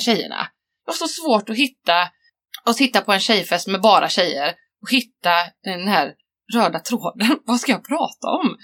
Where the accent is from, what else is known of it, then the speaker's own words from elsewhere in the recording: Varberg, Halland County, Sweden; jag växte upp där